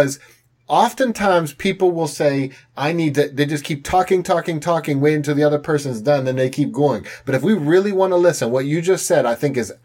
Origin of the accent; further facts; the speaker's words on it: Pittsburgh, Pennsylvania, United States; I'm from Pittsburgh.